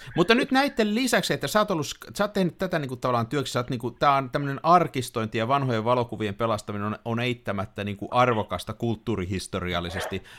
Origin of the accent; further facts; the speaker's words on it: Tampere, Pirkanmaa, Finland; mä oon tamperelainen